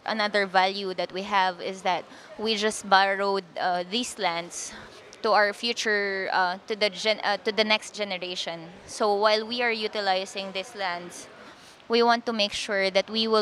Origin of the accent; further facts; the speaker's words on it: Quezon City, Metro Manila, Philippines; also born or lived in Cordillera region; I was born in our land, in our community. But before I turned one, we transferred to the city. So I grew up in Quezon City. I had my elementary and high school education there